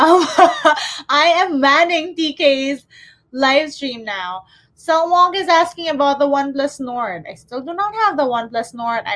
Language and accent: English; Manila, Metro Manila, Philippines; I am from Manila. I'm based in Manila.